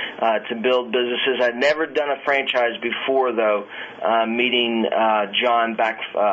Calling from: Virginia Beach, Virginia, United States; I'm calling from Virginia Beach, Virginia.

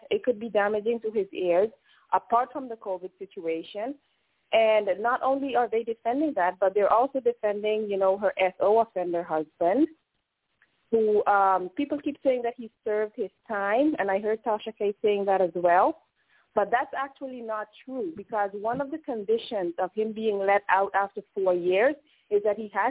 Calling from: Netherlands; I'm calling from Holland. It's morning over here.

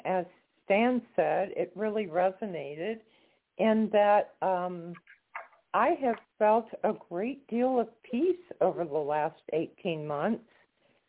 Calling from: Florida, United States; calling from Florida.

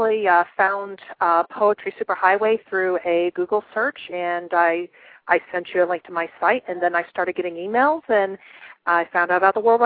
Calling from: Columbus, Ohio, United States; I am calling from Columbus, Ohio.

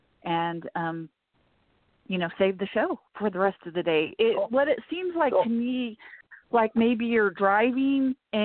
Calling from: Illinois, United States; from South Central Illinois

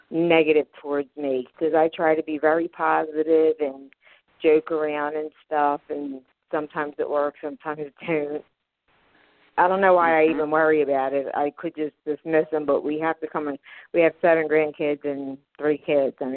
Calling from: Philadelphia, Pennsylvania, United States; I'm from Philadelphia, Pennsylvania.

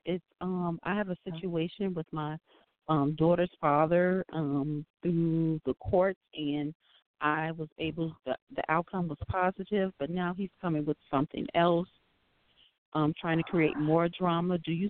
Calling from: Chicago, Illinois, United States; I'm calling from Chicago.

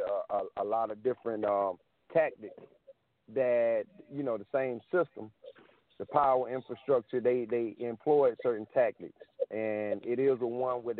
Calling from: South Carolina, United States; Calling from South Carolina.

